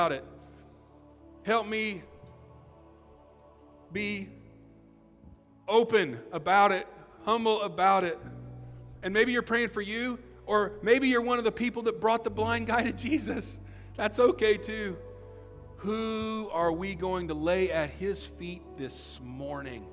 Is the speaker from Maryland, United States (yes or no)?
no; Illinois, United States; I grew up in Illinois